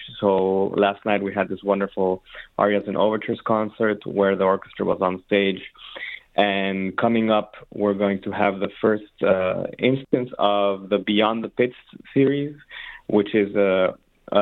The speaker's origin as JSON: {"language": "English", "region": "Mexico City", "country": "Mexico", "tie": "born or raised there", "also_born_or_lived": "San Francisco / Ann Arbor, Michigan / Boston", "moved": "as an adult", "lives_now": "Detroit, United States", "said": "I'm Mexican, born and raised in Mexico City, and I was there until I was 18 years old"}